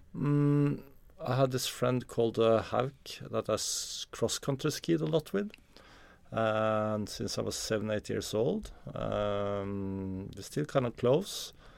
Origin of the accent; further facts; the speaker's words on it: Oslo, Norway; I'm from Norway. I grew up in, uh, Oslo.